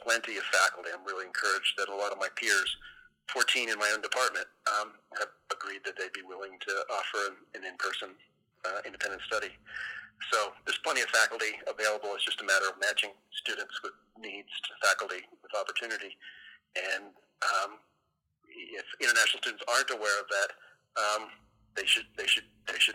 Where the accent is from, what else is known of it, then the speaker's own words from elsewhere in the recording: United States; as an American